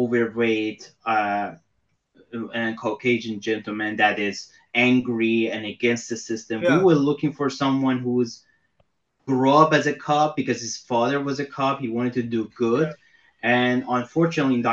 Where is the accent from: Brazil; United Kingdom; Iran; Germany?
Iran; now in United States; I'm from Iran